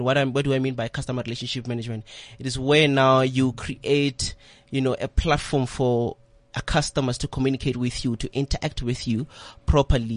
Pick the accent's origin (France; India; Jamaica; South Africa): South Africa; Pretoria, Gauteng; I'm from Soshanguve, a township called Soshanguve in Pretoria